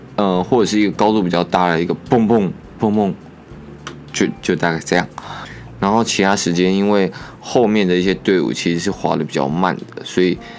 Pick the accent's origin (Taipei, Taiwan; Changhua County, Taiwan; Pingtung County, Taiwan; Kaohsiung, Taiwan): Kaohsiung, Taiwan; Gangshan; 我的老家冈山